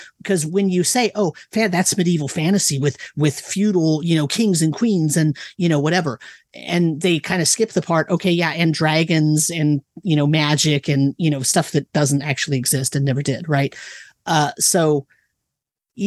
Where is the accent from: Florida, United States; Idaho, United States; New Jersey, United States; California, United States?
California, United States; Livermore; I grew up in Livermore, California